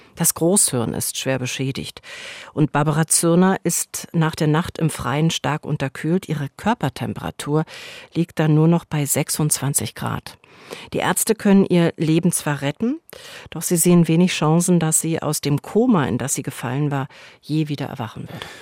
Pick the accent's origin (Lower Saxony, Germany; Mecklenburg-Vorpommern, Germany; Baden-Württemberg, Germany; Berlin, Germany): Berlin, Germany; ich bin in Berlin Mitte groß geworden